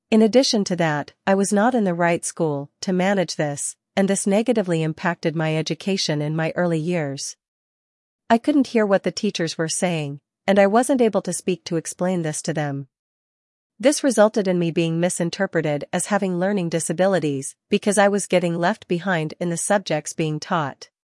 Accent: Hamburg, Germany; I was born and raised in Hamburg, Germany.

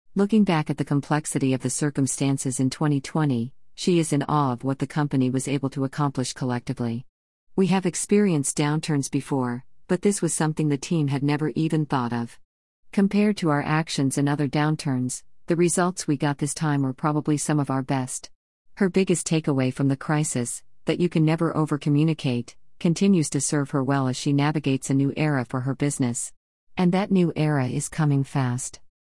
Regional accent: Colombia; moved away; my home country is, I am fortunate that I can visit Colombia quite frequently

